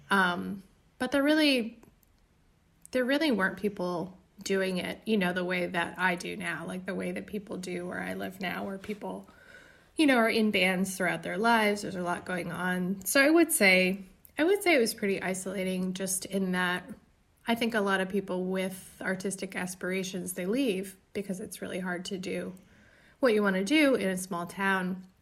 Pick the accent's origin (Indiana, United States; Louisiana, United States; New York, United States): Indiana, United States; So you could conceivably say all of the songs are about growing up in Indiana or none of the songs. I would say all of them.